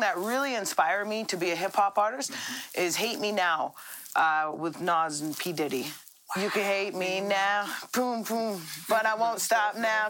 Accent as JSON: {"language": "English", "town": "Red Deer", "region": "Alberta", "country": "Canada", "said": "I'm from Red Deer"}